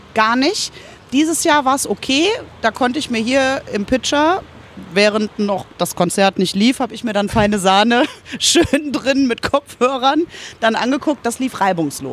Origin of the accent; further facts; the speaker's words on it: Germany; bei uns in Glen, da komme ich her